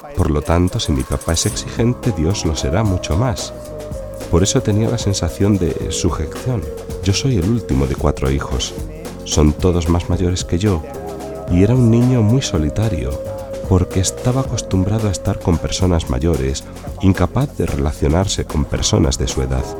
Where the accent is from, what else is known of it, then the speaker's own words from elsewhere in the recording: Sicily, Italy; moved away as an adult; also born or lived in Rome / Milan; he recorrido toda Italia, porque soy de Sicilia, pero ya después del instituto vine a estudiar a Roma.